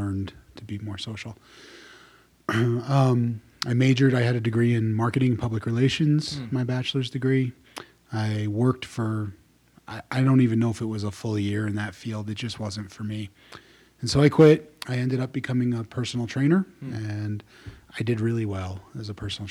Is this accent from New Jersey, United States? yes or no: yes; New Jersey, United States; I was born and raised in New Jersey, grew up in the 80s